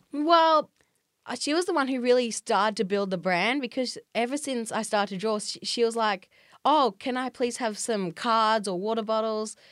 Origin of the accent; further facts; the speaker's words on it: Australia; I've been elected as an Australian representative by a New York company called Culture Hack